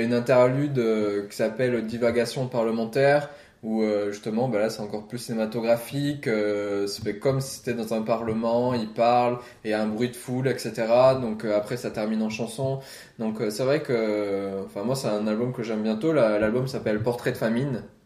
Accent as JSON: {"language": "French", "country": "France", "also_born_or_lived": "Iceland", "moved": "yes", "said": "je suis français"}